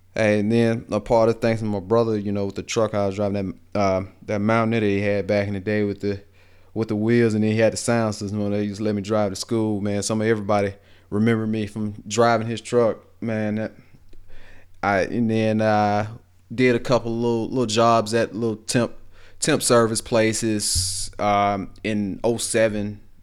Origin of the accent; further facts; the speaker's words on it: Greensboro, Alabama, United States; accent: Southern, country; I was raised down here in Greensboro